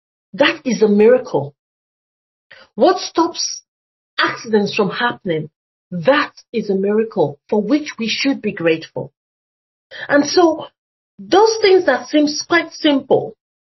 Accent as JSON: {"language": "English", "country": "Nigeria", "tie": "born or raised there", "moved": "yes", "said": "when I was growing up in Nigeria"}